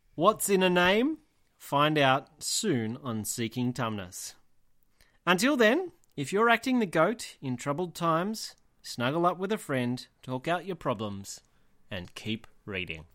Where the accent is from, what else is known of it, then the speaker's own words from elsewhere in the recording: Tamworth, New South Wales, Australia; I'm from Tamworth. I grew up in Tamworth and just outside of Tamworth.